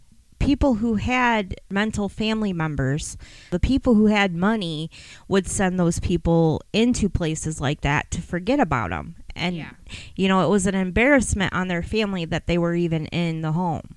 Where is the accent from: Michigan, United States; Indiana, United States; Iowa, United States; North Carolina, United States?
Michigan, United States; The funny thing is, I grew up in Western Wayne County, and I didn't know anything about Eloise until I started working in news.